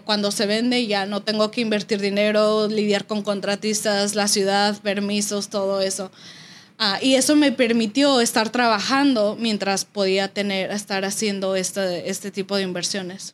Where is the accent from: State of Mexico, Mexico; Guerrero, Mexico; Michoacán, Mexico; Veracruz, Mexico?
State of Mexico, Mexico; Toluca; now in United States; nosotros somos del Estado de México, de Toluca.